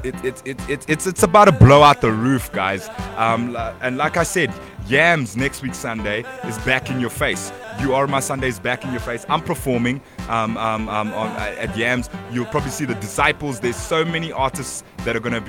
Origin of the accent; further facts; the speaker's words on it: Kitwe, Copperbelt Province, Zambia; now in South Africa; I'm from Zambia